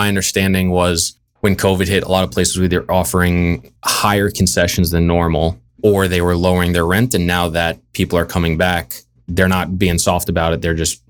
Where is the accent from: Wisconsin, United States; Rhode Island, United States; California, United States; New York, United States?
New York, United States; Long Island; moved away as an adult; also born or lived in Brooklyn, New York / Massachusetts; now in Jacksonville, United States; Yeah, born and raised Long Island, New York. Lived there my whole life. I went to Hofstra University, which is also on Long Island. I did 1 year up in Massachusetts right out of school and then moved back because I missed it so much.